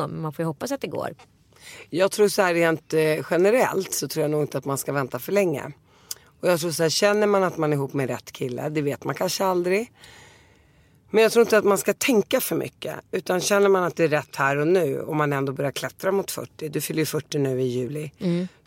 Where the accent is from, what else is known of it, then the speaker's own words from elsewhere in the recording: Damascus, Damascus Governorate, Syria; born there; Men jag är ju född i Damaskus och jag åkte dit varje sommar så jag känner mig mer syrisk